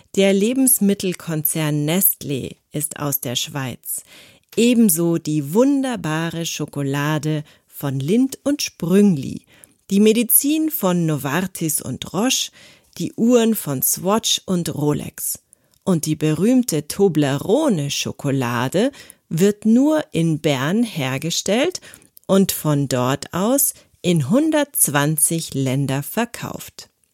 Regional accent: Konstanz, Baden-Württemberg, Germany; Ich bin in Konstanz geboren und aufgewachsen

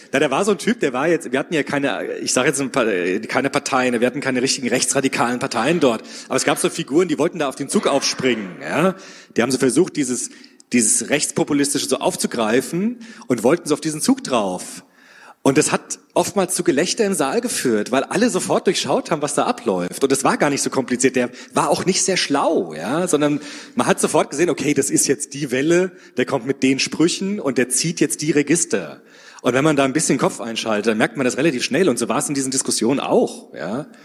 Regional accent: Frankfurt, Hesse, Germany; aber wir hatten ja in Frankfurt die Oberbürgermeisterwahl jetzt gehabt, ne, in meinem Heimatdorf.

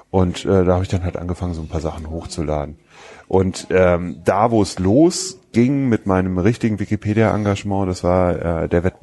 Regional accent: Wiesbaden, Hesse, Germany; die Einladung, die ich auf meiner Nutzerseite habe für meinen Heimatort, also Wiesbaden, war

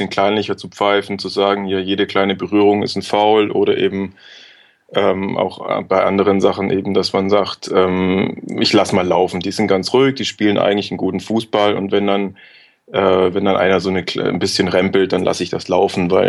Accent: Augsburg, Bavaria, Germany; now in Cologne, Germany; Nee, ich komme wirklich aus, aus dem Süden, also ursprünglich aus Augsburg. Aber bin schon seit ein paar Jahren in Köln beheimatet.

